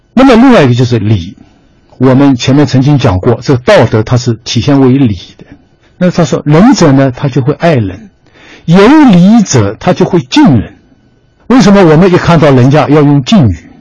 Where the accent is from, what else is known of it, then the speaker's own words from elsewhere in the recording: China; 我们中国人